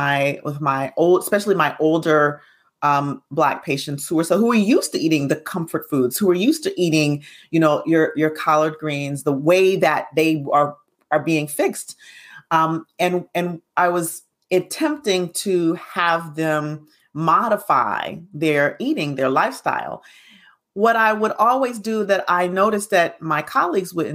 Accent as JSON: {"language": "English", "region": "Alabama", "country": "United States", "tie": "born or raised there", "said": "I grew up in Alabama."}